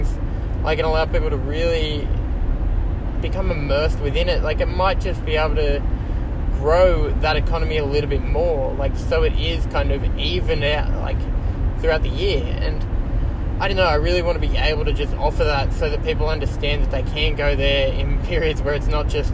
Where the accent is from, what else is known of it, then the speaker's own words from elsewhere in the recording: Kiama, New South Wales, Australia; growing up in Kiama